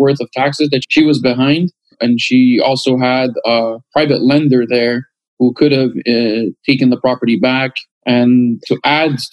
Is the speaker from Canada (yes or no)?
yes; Canada; we're from Canada